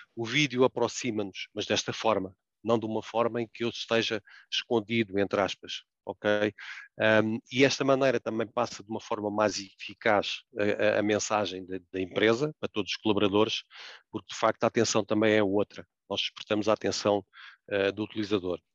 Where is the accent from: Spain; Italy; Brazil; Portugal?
Portugal; como português que somos